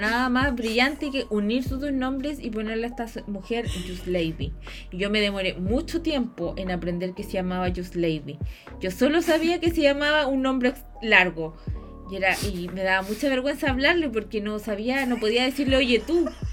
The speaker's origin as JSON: {"language": "Spanish", "country": "Chile"}